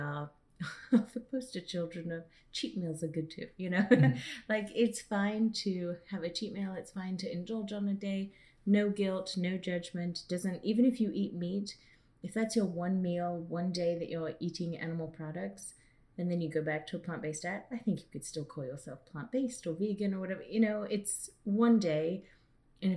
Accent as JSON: {"language": "English", "region": "England", "country": "United Kingdom", "moved": "yes", "said": "us going back to England some years"}